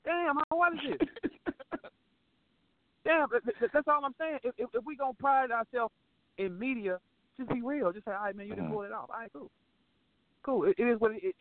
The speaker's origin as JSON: {"language": "English", "town": "St. Louis", "region": "Missouri", "country": "United States", "said": "I ain't from New York. I'm from St. Louis"}